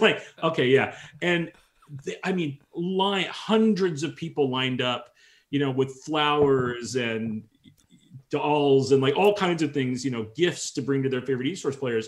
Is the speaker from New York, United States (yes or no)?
no; San Francisco Bay Area, Northern California, United States; I grew up in Northern California, okay, the, the, San Francisco Bay Area.